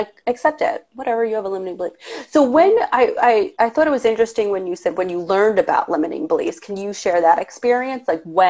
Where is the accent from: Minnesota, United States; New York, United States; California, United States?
New York, United States; accent: New York; people think I have a crazy New York somewhat accent